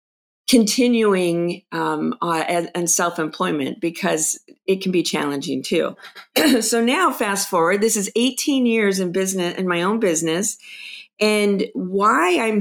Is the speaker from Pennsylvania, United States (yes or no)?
no; Los Angeles, California, United States; growing up in Los Angeles, I was the youngest of six kids